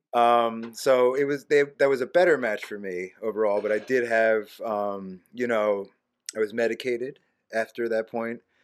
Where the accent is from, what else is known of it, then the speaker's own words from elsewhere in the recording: Havertown, Pennsylvania, United States; I lived in Havertown